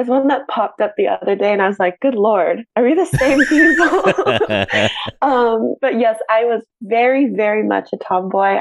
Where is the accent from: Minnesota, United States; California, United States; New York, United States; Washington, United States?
California, United States; Sonoma County; I am a born and raised Californian girl, grew up in Sonoma County